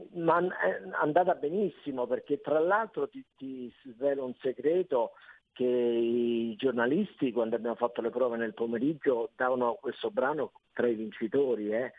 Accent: Rome, Lazio, Italy; io sono romano

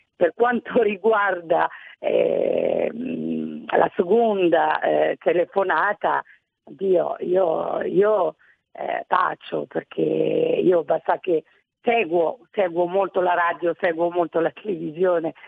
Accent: Italy; sono cresciuta anche in Italia

